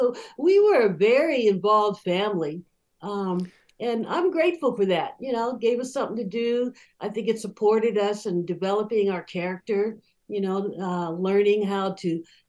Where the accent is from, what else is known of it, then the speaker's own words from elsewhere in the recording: Rancho Cordova, California, United States; also born or lived in Charleston; I know when we came from Charleston and we moved back to Sacramento, they purposely moved us into Rancho Cordova because of the school system.